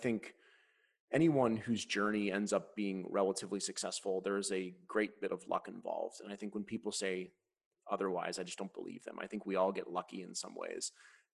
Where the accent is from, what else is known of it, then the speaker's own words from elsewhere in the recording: Cleveland, Ohio, United States; we lived in the Midwest. I'm from Cleveland.